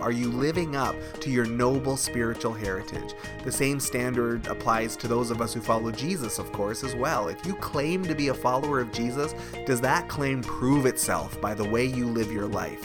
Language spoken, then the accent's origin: English; Canada; is a Canadian church, and we are proudly Canadian. We love our country